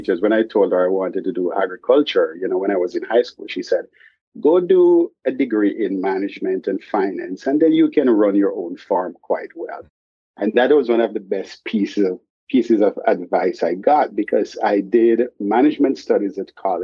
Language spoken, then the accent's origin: English; Jamaica; now in Boston, United States; I grew up in Jamaica. I lived half of my life in Jamaica before moving to the United States